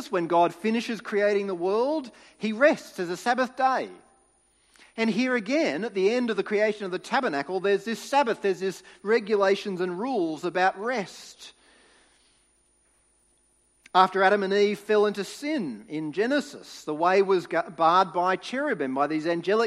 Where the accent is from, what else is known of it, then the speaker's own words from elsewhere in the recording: Sydney, New South Wales, Australia; When I was growing up in New South Wales, we would go camping as a family